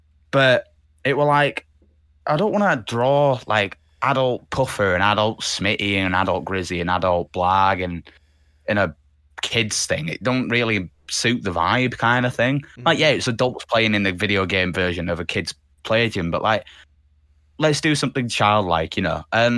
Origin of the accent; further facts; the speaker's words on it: Canada; Said to him, I was like, we being Canadian, I was like, what team is it that you support?